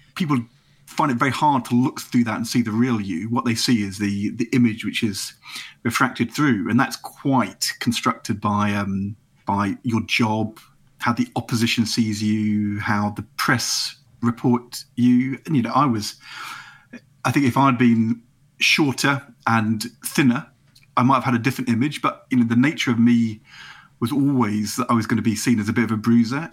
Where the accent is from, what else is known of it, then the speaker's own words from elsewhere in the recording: Nottingham, East Midlands, United Kingdom; moved away as an adult; also born or lived in Norwich, England; we moved from norwich when i was eight to Nottingham. But I came from Norwich